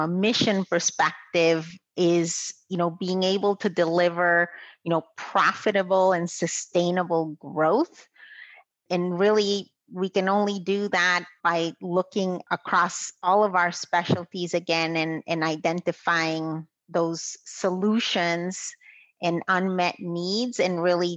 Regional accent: Guatemala; moved away as an adult; now in United States; I'm originally from Guatemala, and I married my husband from Boston. So I moved here to the United States

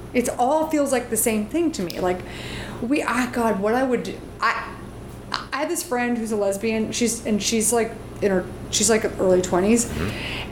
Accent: the South, United States; I grew up in the South

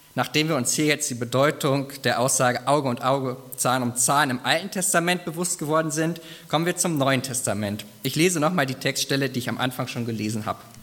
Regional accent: Germany; bei uns in Deutschland

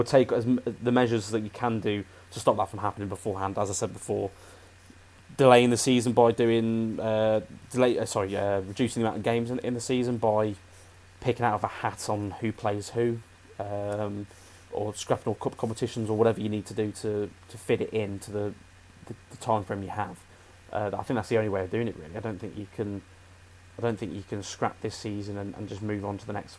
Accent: United Kingdom; We're British.

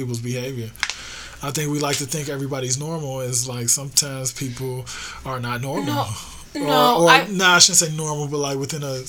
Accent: Chicago, Illinois, United States; When I was a kid, I grew up in Hyde Park

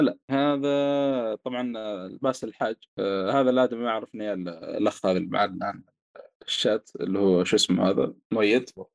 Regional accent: the South, southern Saudi Arabia, Saudi Arabia; عندنا في الجنوب

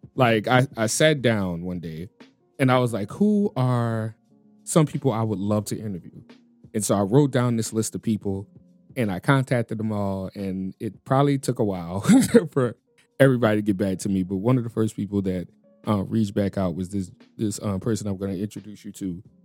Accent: New Orleans, Louisiana, United States; moved away as an adult; also born or lived in Chicago; I was born and raised in New Orleans, but Chicago kinda made me a man

